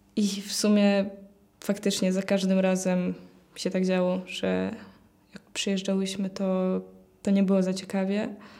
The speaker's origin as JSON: {"language": "Polish", "town": "Płock", "region": "Masovian Voivodeship", "country": "Poland", "said": "mam 18 lat, przyjechałam z Płocka."}